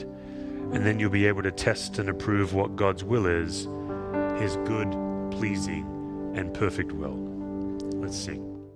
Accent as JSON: {"language": "English", "country": "Australia", "moved": "yes", "said": "I'm an Aussie"}